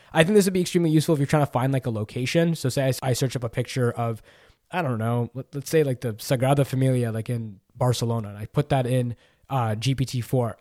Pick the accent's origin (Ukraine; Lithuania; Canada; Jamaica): Canada; I'm Canadian